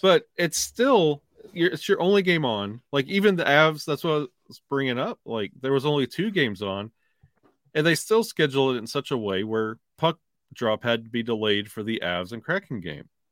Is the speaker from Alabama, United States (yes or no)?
yes; Alabama, United States; born and raised in Alabama